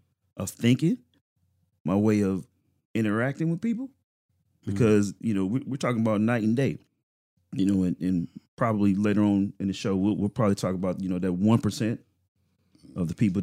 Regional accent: St. Louis, Missouri, United States; now in Champaign, United States; when I came from St. Louis, the mentality was completely different than Champaign or Bennett.

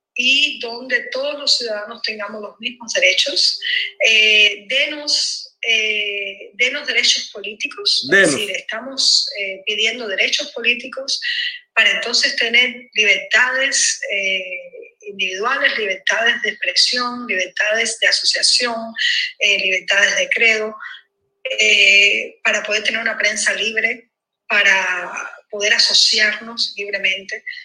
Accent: Cuba; todos juntos como cubanos

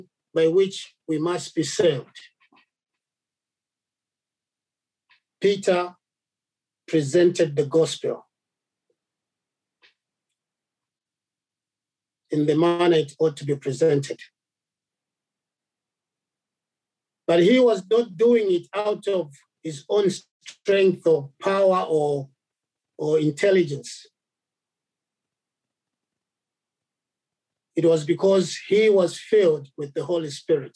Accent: Zambia; I come from Zambia, and we are different, you know, there are different tribes there

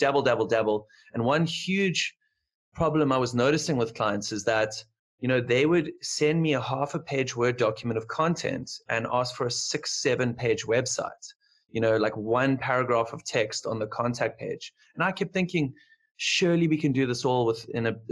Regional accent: Cape Town, Western Cape, South Africa; I'm from Cape Town, South Africa

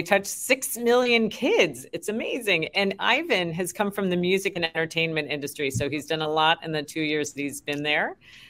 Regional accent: Wisconsin, United States; when I was a little kid in Wisconsin

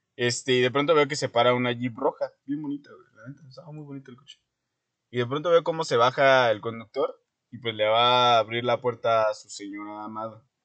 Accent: Guerrero, Mexico; born or raised there; moved away; also born or lived in Toluca

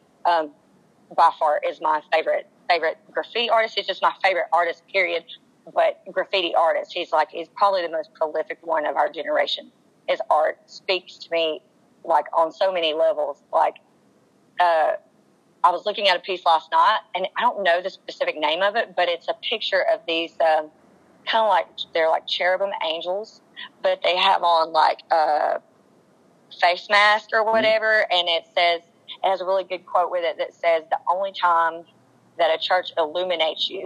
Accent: Asheville, North Carolina, United States; I grew up in Asheville. So, if you don't know about Asheville, North Carolina, it's a very artsy town.

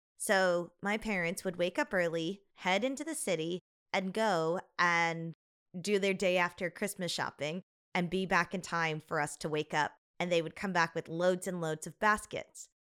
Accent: Chicago, Illinois, United States; our house growing up in Chicago was a ranch style home

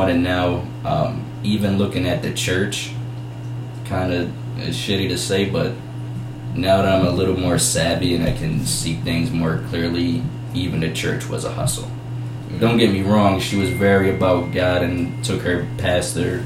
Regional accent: Chester, Pennsylvania, United States; also born or lived in Delaware County, Pennsylvania; After we moved from Chester, we lost the church, but living in Delaware County, my mom started up a business

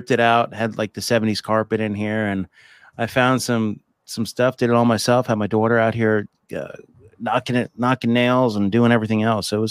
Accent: Boonton, New Jersey, United States; I grew up in New Jersey. I was born in Boonton, New Jersey, right outside, not that far away from the city

